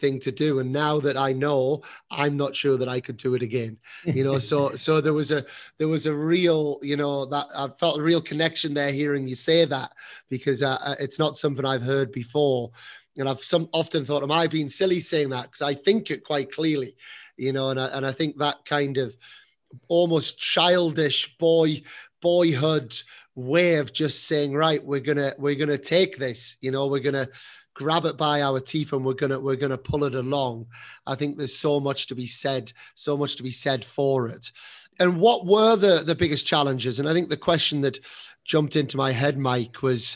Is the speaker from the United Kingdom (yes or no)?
yes; England, United Kingdom; moved away as an adult; now in Spain; I'm now setting up a tennis academy in Spain as an English person